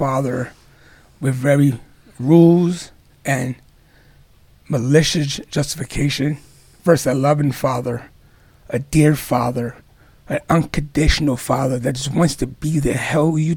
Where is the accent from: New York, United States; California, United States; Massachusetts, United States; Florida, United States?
New York, United States; New York City; I grew up in Far Rockaway, New York.